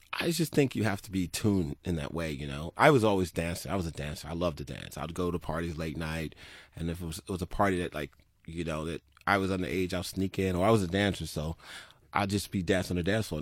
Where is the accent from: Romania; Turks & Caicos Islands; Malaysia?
Turks & Caicos Islands; I was born in Turks and Caicos